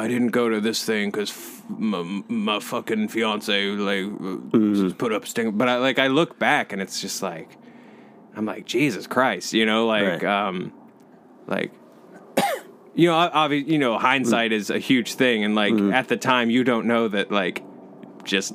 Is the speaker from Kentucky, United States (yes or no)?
yes; Louisville, Kentucky, United States; moved away as an adult; also born or lived in San Francisco; I'm from Louisville, but I'm from, like, the suburbs